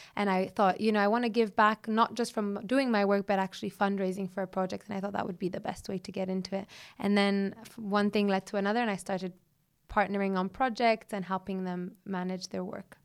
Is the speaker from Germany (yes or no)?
no; Ethiopia; My upbringing, my childhood growing up in Ethiopia in the wild